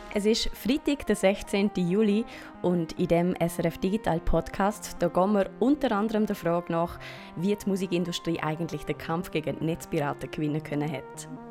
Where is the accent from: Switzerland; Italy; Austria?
Switzerland; bei uns in der Schweiz